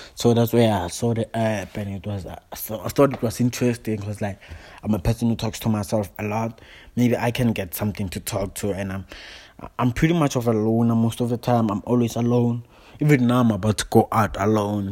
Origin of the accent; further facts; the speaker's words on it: South Africa; now in Johannesburg, South Africa; I'm all the way from South Africa. I'm from Joburg. I'm based in Joburg, but I'm new in Joburg.